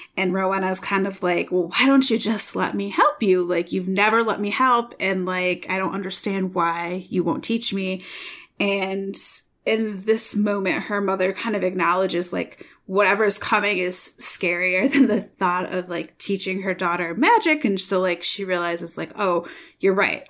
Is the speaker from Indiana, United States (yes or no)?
no; Michigan, United States; now in Iowa, United States; I am from Michigan